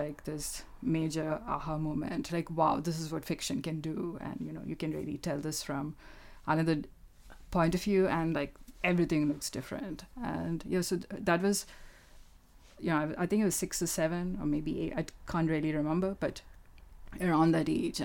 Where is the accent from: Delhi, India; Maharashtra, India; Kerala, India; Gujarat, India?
Kerala, India; first language Malayalam; English is a second language; moved away as an adult; now in United Kingdom; I grew up in Kerala, which is in the south of India